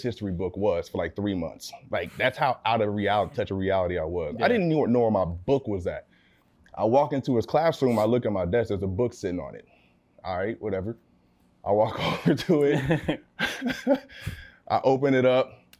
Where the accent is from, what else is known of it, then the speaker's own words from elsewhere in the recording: California, United States; also born or lived in Abilene, Texas; raised in California my family's out here